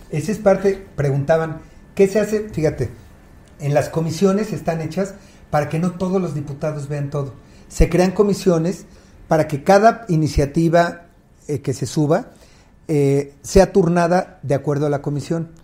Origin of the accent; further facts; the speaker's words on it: Mexico City, Mexico; Nací en Iztapalapa, muy cerca del Cerro del Peñón